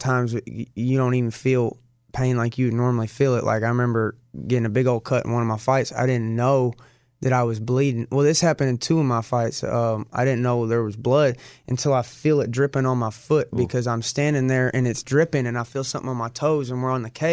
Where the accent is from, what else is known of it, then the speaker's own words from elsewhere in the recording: Arkansas, United States; I'm the bum from Arkansas, you know, straight out the trailer.